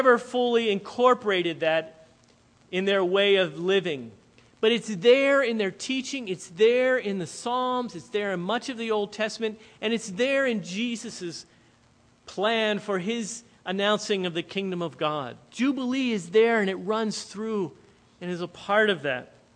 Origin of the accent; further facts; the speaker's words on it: Lancaster County, Pennsylvania, United States; moved away; We're here in Lancaster County